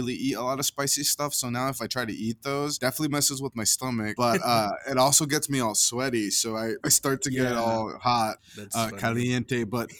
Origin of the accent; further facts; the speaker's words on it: Caldwell, Idaho, United States; when I was growing up, I talked to you about living in the migrant camp in Caldwell.